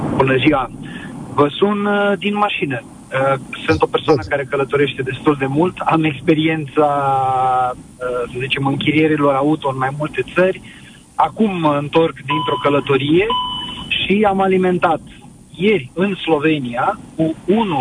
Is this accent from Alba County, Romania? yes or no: no; Bacău, Bacău County, Romania; sunt din Bacău